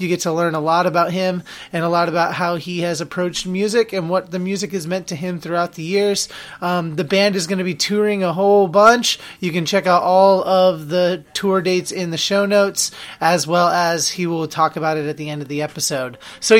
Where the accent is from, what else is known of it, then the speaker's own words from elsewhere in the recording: Salem, Oregon, United States; moved away as an adult; also born or lived in Corvallis, Oregon; now in Massachusetts, United States; I am actually from Salem, Oregon, which is the capital of Oregon.